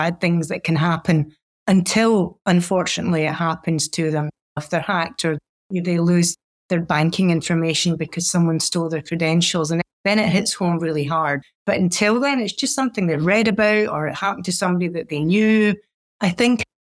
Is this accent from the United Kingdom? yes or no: yes; Scotland, United Kingdom; now in United States; being a Scot